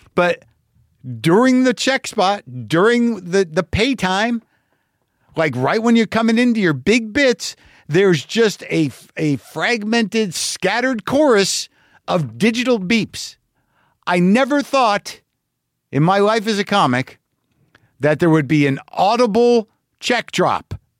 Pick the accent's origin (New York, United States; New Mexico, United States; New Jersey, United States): New Mexico, United States; Albuquerque; moved away; Albuquerque, New Mexico for one show on November eleventh, my hometown